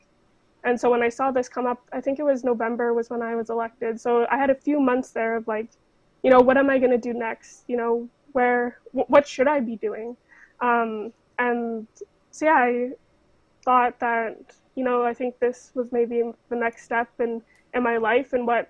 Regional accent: Fort Nelson, British Columbia, Canada; growing up in Fort Nelson in the North

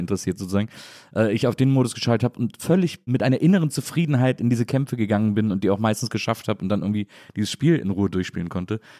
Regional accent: a town between Cologne and Bonn, North Rhine-Westphalia, Germany; moved away; ich äh, komme aus so einer Stadt zwischen Köln und Bonn, auch so eine Kleinstadt

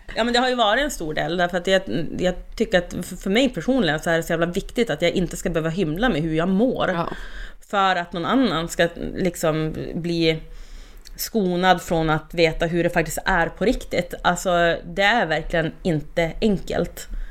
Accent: Skellefteå, Västerbotten County, Sweden; now in Burträsk, Sweden; inne i Skellefteå där jag är född och uppväxt.

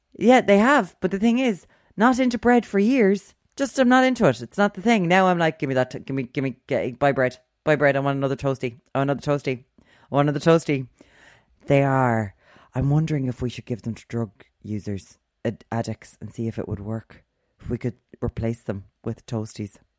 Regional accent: Limerick, Munster, Ireland; we're from Limerick, we're the Wild West

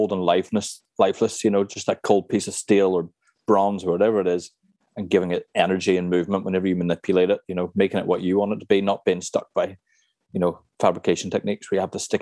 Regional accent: Cork, County Cork, Ireland; also born or lived in Cornwall; I was about six or seven. And we lived in Blackrock at the time in Cork.

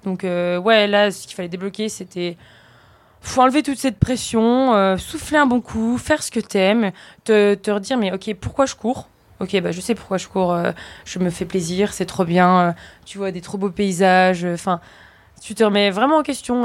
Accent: Vosges, Grand Est, France; now in Savoie, France; je suis originaire des Vosges. Et euh, ça fait quelques années que j'habite en Savoie, euh, en dessous Courchevel

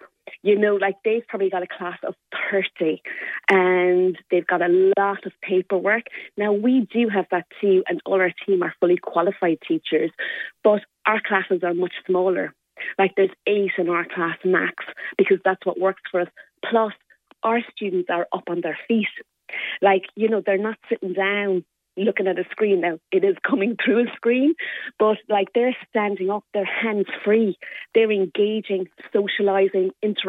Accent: Limerick, County Limerick, Ireland; So I am a proud Limerick woman. I'm from Moira's and I went to Corpus Christi School

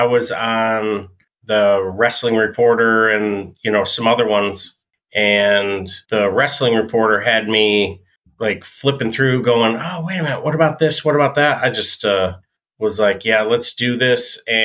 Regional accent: New York, United States; moved away; I'm from New York

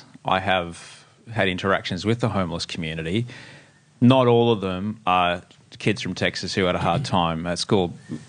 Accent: Queensland, Australia; also born or lived in United States; I grew up in Queensland, and there was something about it, you know, wide open spaces and kind of we'll do what we like, thanks very much, and yes, politeness and things like this.

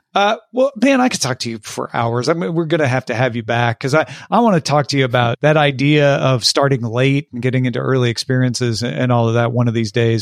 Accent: Illinois, United States; we're both from Illinois

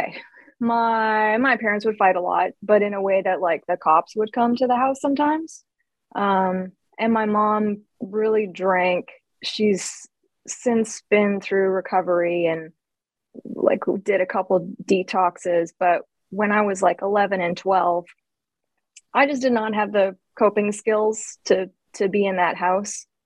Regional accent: Surrey, British Columbia, Canada; I was born in British Columbia in Canada. In Surrey.

